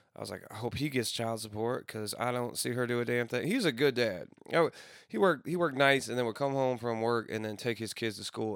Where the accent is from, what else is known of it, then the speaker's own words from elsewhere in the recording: Granite City, Illinois, United States; moved away; my hometown in Granite City